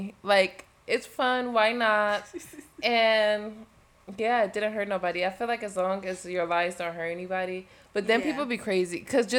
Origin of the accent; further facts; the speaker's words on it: Canada; Like, I'm from Canada. Yeah. Like, I'm the queen Canadian here.